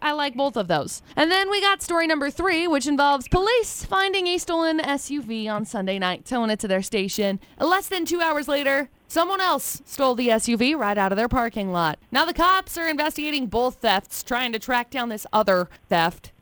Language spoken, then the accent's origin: English; Brigham City, Utah, United States; I was growing up in Brigham City